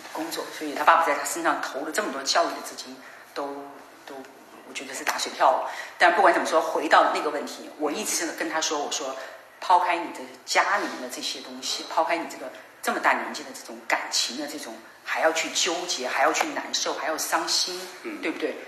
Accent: Changde, Hunan, China; moved away; 我曾经带他回我的家乡

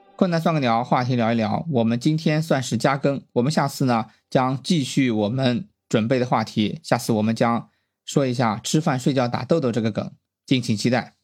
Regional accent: Shandong, China; 我是出生在一个山东的小镇上

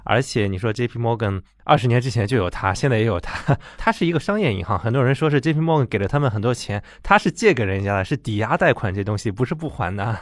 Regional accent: China; 我们中国人

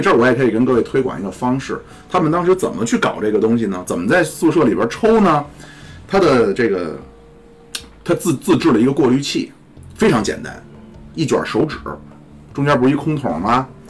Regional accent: China; 我们中国人

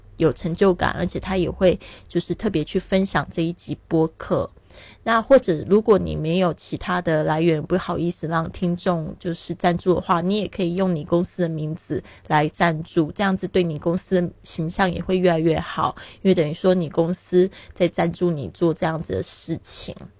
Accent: Taiwan; moved away as an adult; also born or lived in Shanghai, China; now in Barcelona, Spain; 那我今年是三十六岁，很多人都不知道我的年龄哦，因为他们都说我看起来挺年轻的，因为我常常旅行，心情也保持愉快，所以不会显老。 那我是出生在台湾，但是我爸爸是在上海出生的，所以一直都感觉对上海很有缘分哦

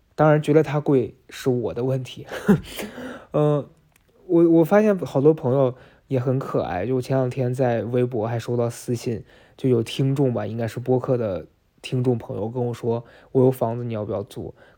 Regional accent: Shaanxi, China; 辣子，我们陕西人的叫法

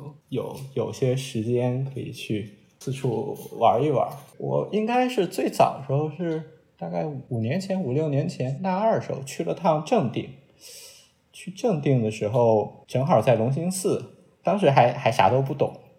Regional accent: Qingdao, Shandong, China; 我觉得呃都有吧，就是咱都是青岛人嘛。然后我其实从小对青岛的就是呃德战日战时期的那些建筑啊、历史啊，都还是挺感兴趣的。

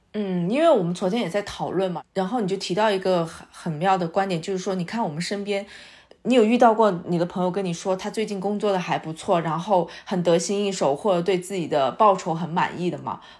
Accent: China; 我们应该说是作为中国人，还是我们这个民族，就是包括我们的父母吧，特别是上一代，就是更倾向于稳妥

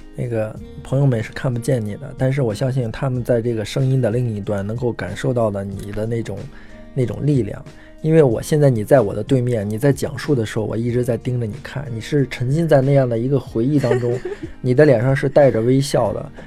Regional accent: China; 我们中国人

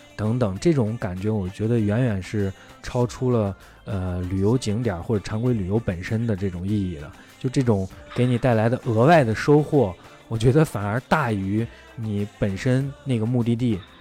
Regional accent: China; 我们是中国的

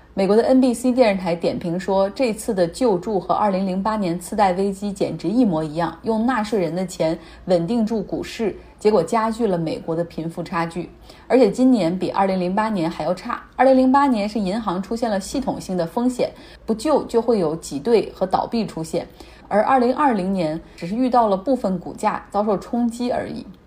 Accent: Harbin, Heilongjiang, China; 就像我老家，就黑龙江、哈尔滨

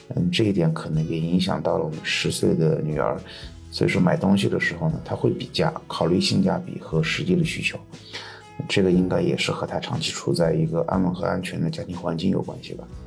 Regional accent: Sichuan, China; 我来自四川，在成都和周边的一个城市之间交替工作

